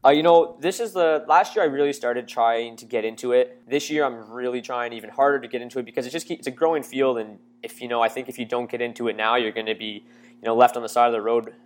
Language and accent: English; Windsor, Ontario, Canada; I'm from Windsor, Ontario, so I went to a local college, uh, in Ontario here